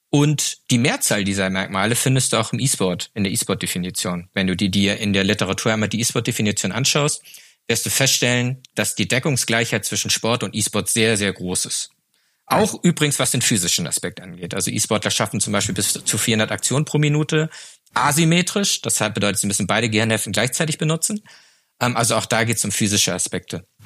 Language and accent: German; Flensburg, Schleswig-Holstein, Germany; ich komme aus Flensburg. Flensburg ist traditionell eine Handballhochburg mit dem besten Handballverein der Welt.